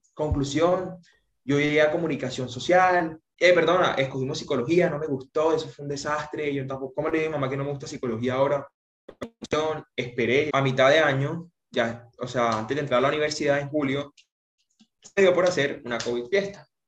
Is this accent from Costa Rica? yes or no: no; Socorro, Santander, Colombia; now in Santa Marta, Colombia; En realidad soy de Santander, eh, cerca de Bucaramanga, un pueblo, Socorro, Santander, pero mis papás eh, nos radicamos acá en Santa Marta